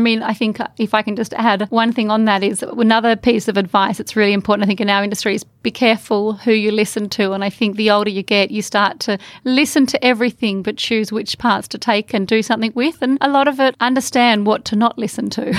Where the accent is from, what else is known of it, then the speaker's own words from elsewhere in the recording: Australia; our country